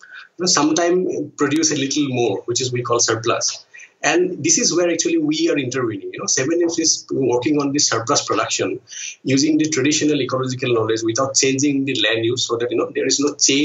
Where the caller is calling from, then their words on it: Guwahati, Assam, India; I am the co-founder of Seven Weaves Social, and I'm calling in from Guwahati in India's northeast.